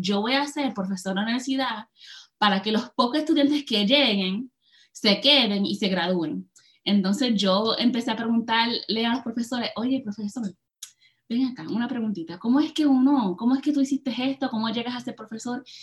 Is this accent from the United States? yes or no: yes; Hoboken, New Jersey, United States; moved away as an adult; also born or lived in California / Puerto Rico (ancestry); now in Michigan, United States; me nací y me crié en Hoboken, New Jersey